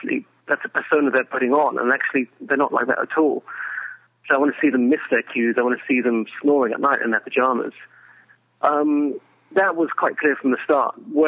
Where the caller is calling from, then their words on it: Hungary